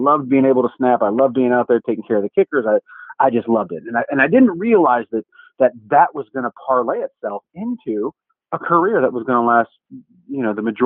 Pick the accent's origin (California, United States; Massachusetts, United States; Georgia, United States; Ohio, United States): Ohio, United States; Cleveland; I grew up in Cleveland, Ohio as a three-sport star